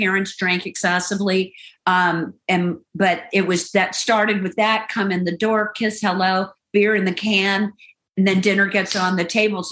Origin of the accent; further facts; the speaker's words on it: Central Florida, United States; growing up in Central Florida, you know, you had just beautiful weather